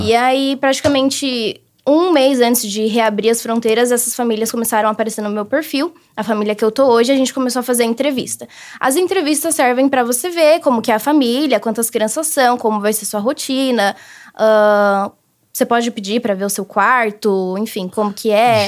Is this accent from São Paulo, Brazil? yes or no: yes; Guarulhos, São Paulo, Brazil; moved away as an adult; now in United States; Eu sou de Guarulhos, São Paulo